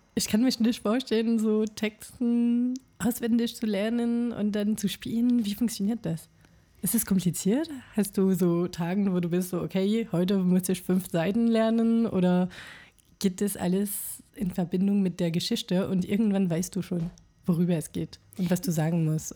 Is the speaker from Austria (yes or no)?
no; France; German is a second language; moved away as an adult; now in Berlin, Germany; bin Franzose und bin 2020 nach Berlin umgezogen